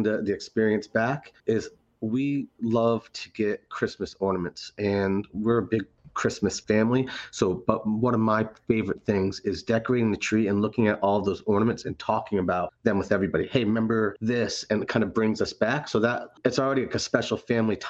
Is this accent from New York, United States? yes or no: no; Haddam, Connecticut, United States; also born or lived in Providence, Rhode Island; I grew up in Higginham, Connecticut, Haddam